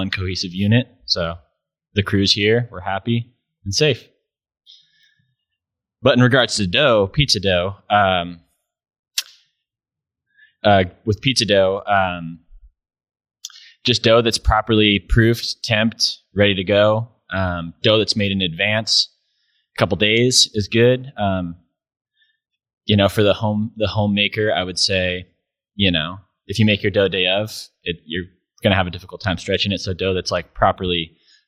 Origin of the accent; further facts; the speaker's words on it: Grass Valley, California, United States; I was from Grass Valley